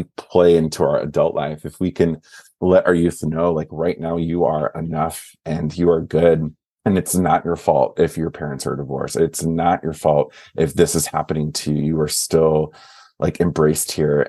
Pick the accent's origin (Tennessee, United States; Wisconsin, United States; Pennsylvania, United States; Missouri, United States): Wisconsin, United States; moved away; also born or lived in Twin Cities / Southern California; I am originally from the Midwest. I'm from Wisconsin, born not born and raised, but raised.